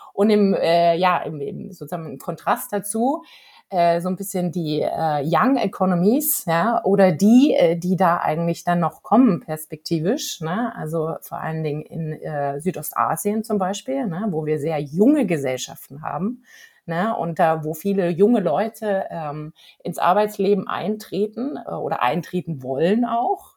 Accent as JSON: {"language": "German", "country": "Germany", "said": "hier bei uns in Deutschland"}